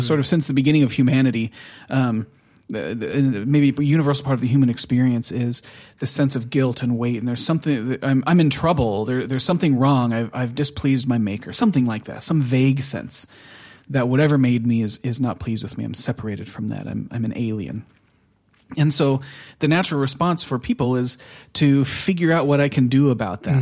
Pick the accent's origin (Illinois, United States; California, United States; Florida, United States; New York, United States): California, United States; Southern; moved away as an adult; now in Oslo, Norway; we're from Southern California